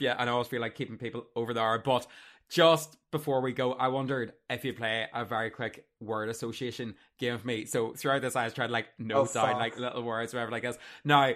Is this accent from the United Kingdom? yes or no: yes; Armagh, Northern Ireland, United Kingdom; my hometown